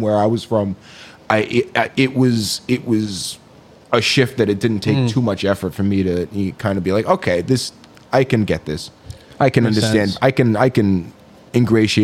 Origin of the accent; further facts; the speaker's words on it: Seekonk, Massachusetts, United States; growing up in Seekonk as kind of like an outsider